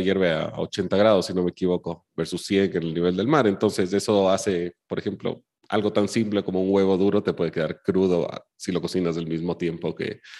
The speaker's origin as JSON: {"language": "Spanish", "country": "Chile", "tie": "born or raised there", "said": "yo soy chileno de nacimiento"}